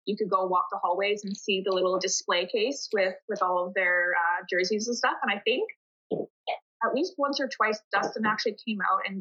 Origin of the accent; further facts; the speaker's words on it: Peterborough, Ontario, Canada; despite growing up in Peterborough